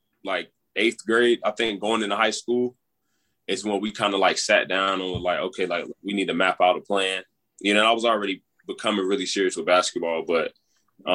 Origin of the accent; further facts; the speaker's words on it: Florida, United States; I'm from Florida. So growing up, everybody played football.